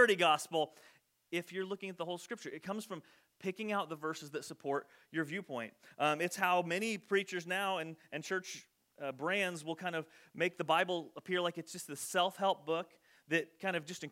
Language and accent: English; Loami, Illinois, United States; we would say, Illinois